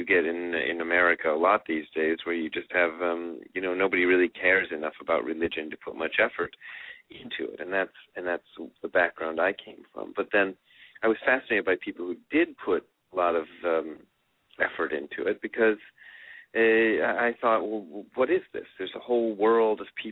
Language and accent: English; United States; also born or lived in Japan; as Americans